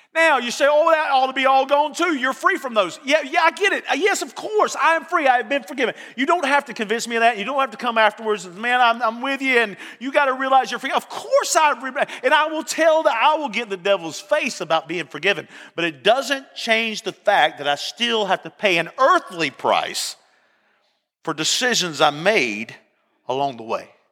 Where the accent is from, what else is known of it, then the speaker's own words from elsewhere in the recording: Barnesville, Georgia, United States; I was from Barnesville, Georgia.